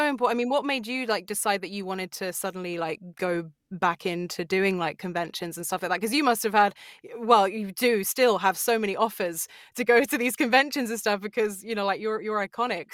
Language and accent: English; Sussex, South East England, United Kingdom; I'm from Sussex, yeah, so it's like South England